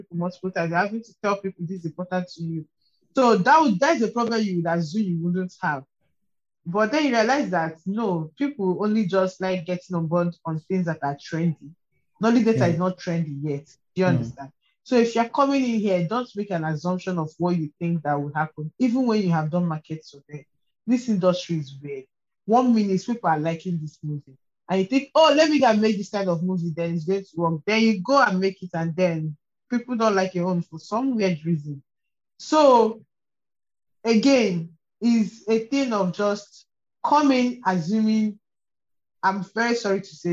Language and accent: English; Nigeria; I'm Nigerian.